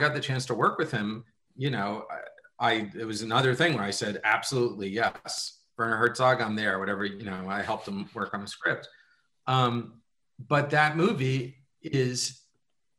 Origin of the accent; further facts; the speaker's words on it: New York City, New York, United States; moved away; me growing up in New York City